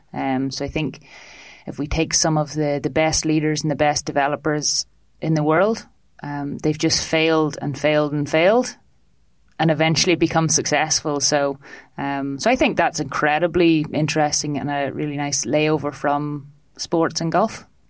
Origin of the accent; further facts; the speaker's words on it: foothills of the Mourne Mountains, Northern Ireland, United Kingdom; now in Dublin, Ireland; from northern ireland um, in the little foothills of the mourne mountains